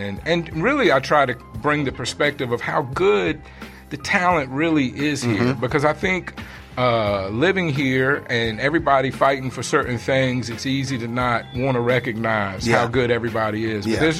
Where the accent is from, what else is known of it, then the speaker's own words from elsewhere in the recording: Richmond, Virginia, United States; I came from Richmond, Virginia, and I'm new out here, so I try to bring a new perspective when I speak to people.